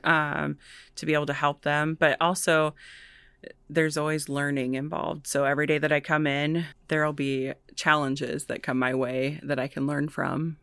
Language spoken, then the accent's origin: English; Vinton, Iowa, United States; also born or lived in Chicago; I'm from Vinton originally. I was born and raised out there.